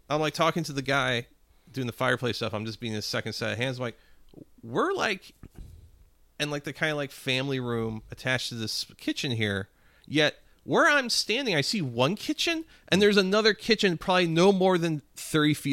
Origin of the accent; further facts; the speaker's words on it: Spanish Lake, Missouri, United States; I knew a guy in my neighborhood growing up in Spanish Lake like that.